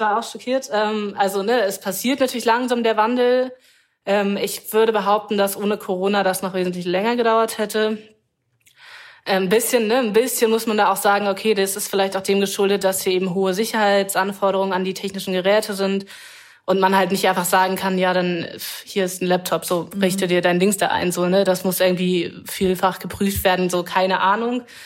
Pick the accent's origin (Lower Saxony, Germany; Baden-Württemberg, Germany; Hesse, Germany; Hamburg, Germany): Lower Saxony, Germany; Wendland; moved away; ich bin zum Teil im Wendland aufgewachsen